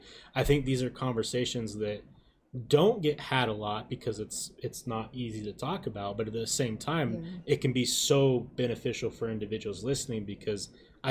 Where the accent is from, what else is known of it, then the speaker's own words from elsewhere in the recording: Utah, United States; I grew up here in Utah